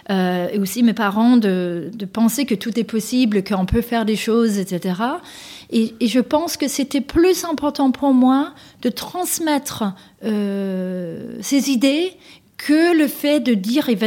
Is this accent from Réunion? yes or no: no; Denmark; now in France; avec lesquelles j'ai grandi, moi, au Danemark